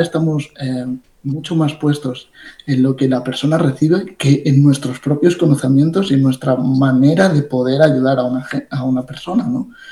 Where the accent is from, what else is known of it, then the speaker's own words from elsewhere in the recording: Ibiza, Balearic Islands, Spain; now in Barcelona, Spain; habiendo nacido en Ibiza